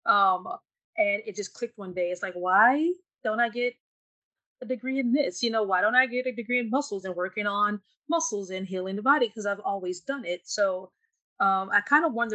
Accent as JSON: {"language": "English", "region": "Louisiana", "country": "United States", "said": "I'm from Louisiana"}